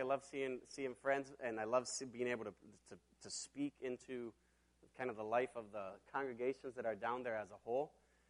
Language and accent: English; Mexico; now in Minneapolis, United States; And I grew up in Mexico, and I got to go back to Mexico a little bit over a week ago.